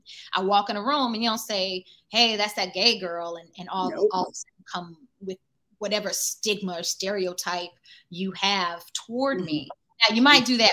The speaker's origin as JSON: {"language": "English", "town": "Durham", "region": "North Carolina", "country": "United States", "tie": "born or raised there", "said": "my hometown, Durham, North Carolina, and specifically my neighborhood, Old Farm"}